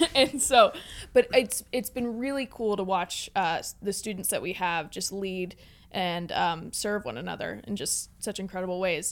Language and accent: English; Pittsburgh, Pennsylvania, United States; I grew up in the North Hills area of Pittsburgh